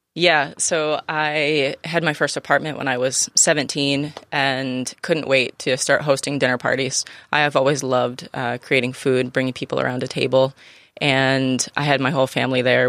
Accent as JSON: {"language": "English", "area": "Finger Lakes", "region": "Western New York", "country": "United States", "tie": "born or raised there", "moved": "yes", "lives_now": "San Diego, United States", "said": "I'm from the Finger Lakes"}